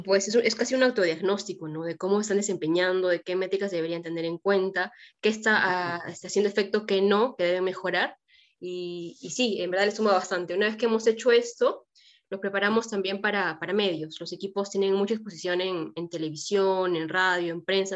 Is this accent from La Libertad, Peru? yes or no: yes; Trujillo, La Libertad, Peru; moved away; yo estudié arquitectura, soy de Trujillo